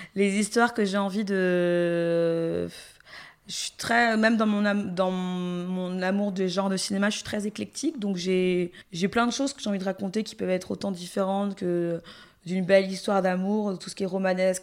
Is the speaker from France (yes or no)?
no; Gabon; en tant que gabonaise qui a entendu depuis l'enfance toutes les histoires terribles qu'on avait euh, autour de Mami Wata